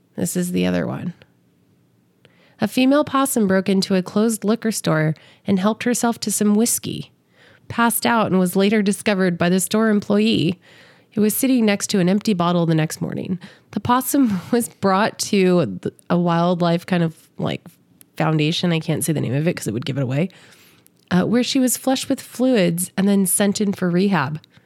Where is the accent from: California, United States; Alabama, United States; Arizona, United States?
California, United States; moved away as an adult; now in Las Vegas, United States; I grew up in California. I live here